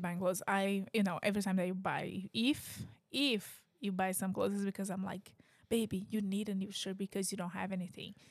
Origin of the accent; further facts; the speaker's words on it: Brazil; English is a second language; now in United States; I'm from Brazil, like, I've a, like, I had a very different life in Brazil than what I have right now